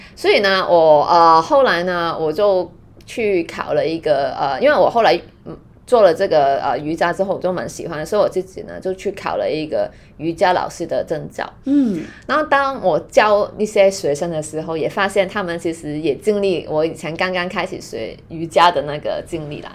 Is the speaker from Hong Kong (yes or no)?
yes; Hong Kong; Chinese is a second language; 因为可能我是香港人